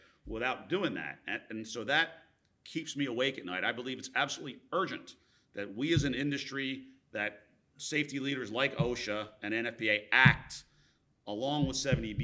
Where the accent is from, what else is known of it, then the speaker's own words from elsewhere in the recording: Philadelphia, Pennsylvania, United States; I'm from the Philadelphia area, as is Palmer